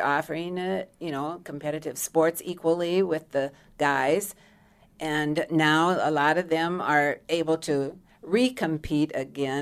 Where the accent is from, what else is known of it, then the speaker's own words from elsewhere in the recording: Redfield, South Dakota, United States; My hometown is Redfield, South Dakota.